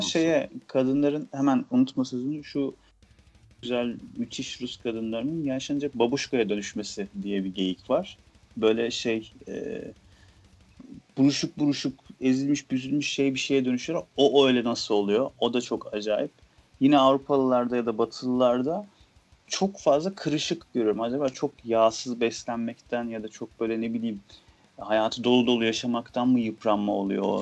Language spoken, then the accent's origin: Turkish; Aegean Region, Turkey; biz Egeliler e, sebze yemeğine et katmayız